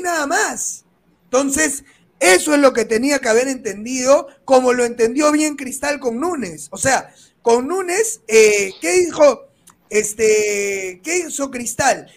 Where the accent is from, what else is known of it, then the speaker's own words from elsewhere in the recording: Peru; yo soy de Perú, no soy uruguayo.